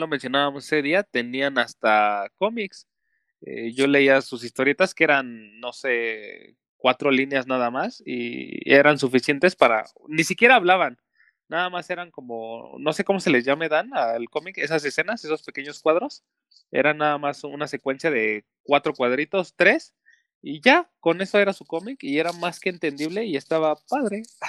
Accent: Mexico; como buen mexicano

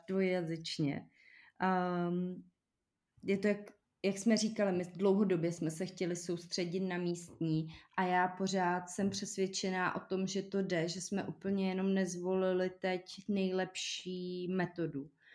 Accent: Czechia; my Češi

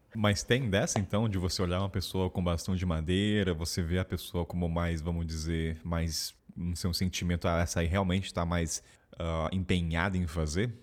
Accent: Taubaté, São Paulo, Brazil; sou de Taubaté

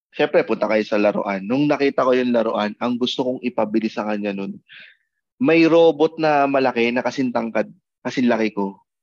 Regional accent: Manila, Metro Manila, Philippines; lumaki, pinanganak ako sa Quiapo

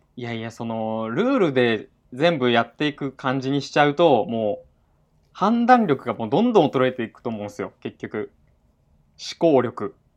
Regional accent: Kyushu, Japan; 九州男児

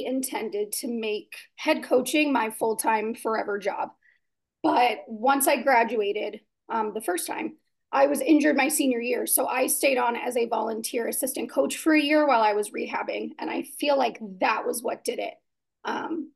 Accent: Southern Indiana, United States; I was raised in Southern Indiana

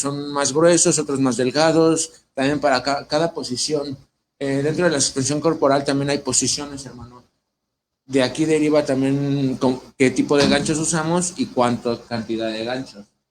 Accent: Ecatepec, State of Mexico, Mexico; moved away as an adult; now in Mexico City, Mexico; yo vengo de Ecatepec, Estado de México. Bueno, ahorita radico en DF

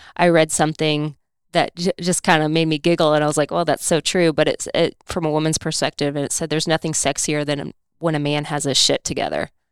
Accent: Indiana, United States; I'm from Indiana

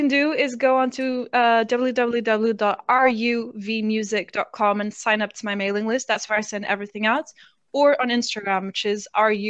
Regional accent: Portugal; born there; accent: funny; Yeah, my accent's funny because I was born in Portugal and I studied at an international school.

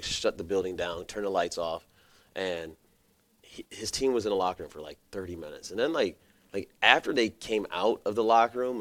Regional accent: Gary, Indiana, United States; I grew up in Gary, went to Bishop Knoll

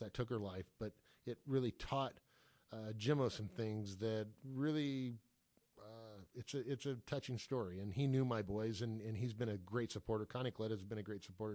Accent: Los Angeles, California, United States; I grew up here in Los Angeles area

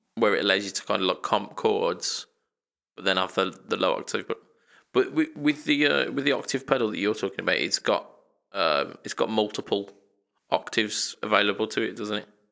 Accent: United Kingdom; we're British

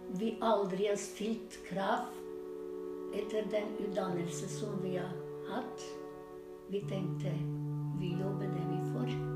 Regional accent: North Macedonia; Norwegian is a second language; moved away as an adult; now in Norway; vi kommer fra Makedonia, men det er en republikk

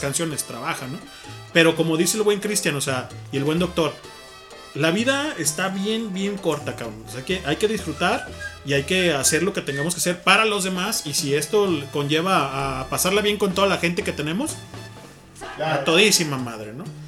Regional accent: Guadalajara, Jalisco, Mexico; somos de Guadalajara nosotros

